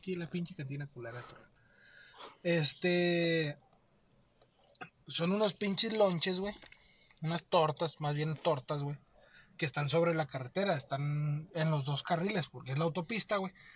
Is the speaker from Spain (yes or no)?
no; Mexico; como mexicano